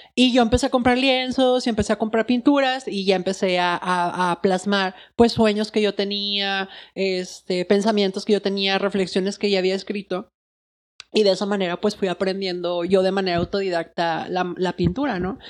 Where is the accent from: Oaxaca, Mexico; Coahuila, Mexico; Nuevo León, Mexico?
Nuevo León, Mexico; Monterrey; soy artista de Monterrey